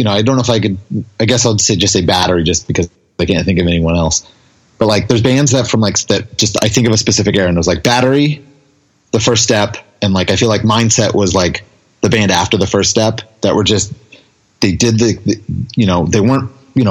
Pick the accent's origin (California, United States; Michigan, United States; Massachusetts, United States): California, United States; we're from California